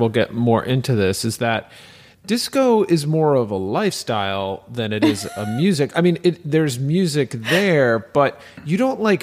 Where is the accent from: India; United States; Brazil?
United States; accent: American; now in Montreal, Canada; I'm an American up here in Little Paris, and I'll just use my American accent